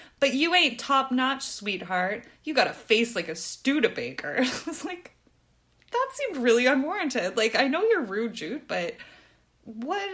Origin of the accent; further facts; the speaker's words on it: Canada; I'm Canadian, where we normally say